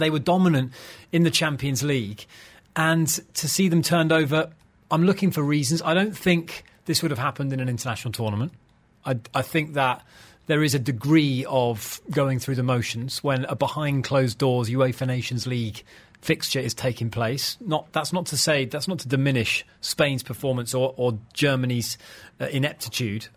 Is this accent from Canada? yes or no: no; England, United Kingdom; I'm English